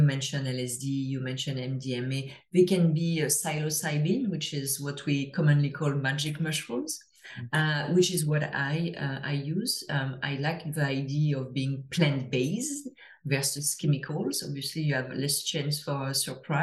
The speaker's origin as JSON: {"language": "English", "country": "France", "second_language": "English", "moved": "yes", "lives_now": "Toronto, Canada", "said": "you can hear to my accent, I'm from France originally, but I live in Toronto"}